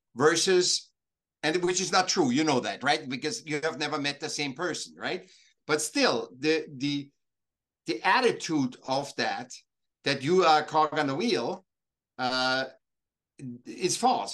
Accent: Vienna, Austria; now in Laguna Beach, United States; I was born in Vienna, in Austria, but I'm I'm I'm now living uh, south of Los Angeles, L- Laguna Beach.

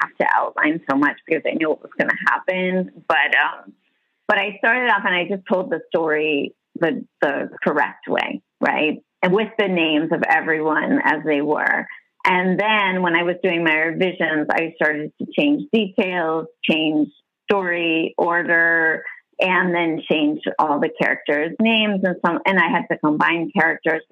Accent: Massachusetts, United States; moved away as an adult; now in Miami, United States; I'm originally from Massachusetts.

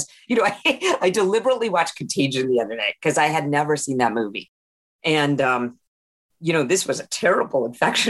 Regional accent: India; moved away; I'm from India, so we have the UK history

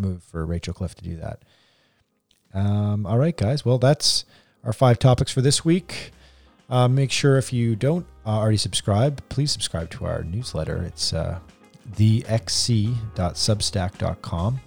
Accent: Canada; we're all Canadian here

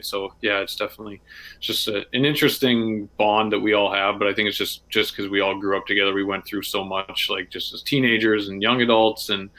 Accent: Red Deer, Alberta, Canada; I grew up in Red Deer.

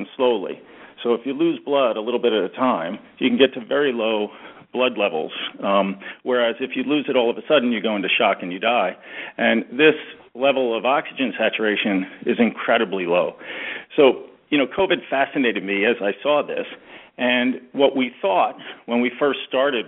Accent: New York City, New York, United States; born or raised there; also born or lived in rural New England; now in New England, United States

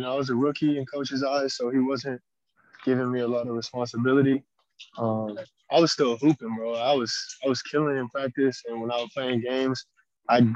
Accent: Las Vegas, Nevada, United States; now in Japan; I was born in Vegas, Las Vegas

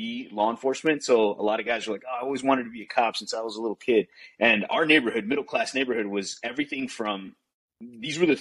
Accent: Chicago, Illinois, United States; moved away as an adult; also born or lived in Arizona; Grew up in Chicago, had a great time growing up in Chicago

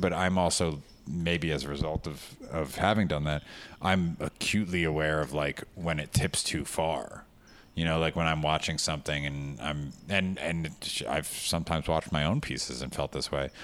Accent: West Orange, New Jersey, United States; also born or lived in New York; I grew up uh, in one house for the first 18 years of my life, West Orange, New Jersey

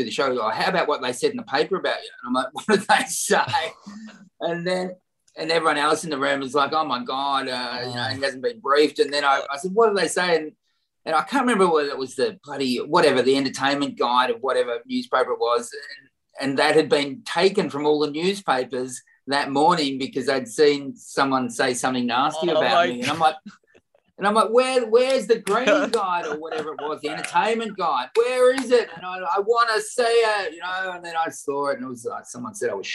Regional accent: Warrnambool, Victoria, Australia; at the local show in Warrnambool, my hometown

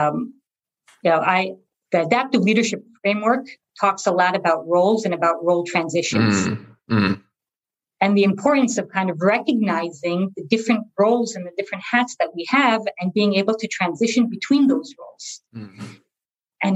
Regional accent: New Jersey, United States; moved away as an adult; also born or lived in Boston / Los Angeles; now in Israel; I was born in Israel to Israeli parents who decided to move to a small town in New Jersey when I was only 2 years old. So I grew up in New Jersey from age 2 to age 18

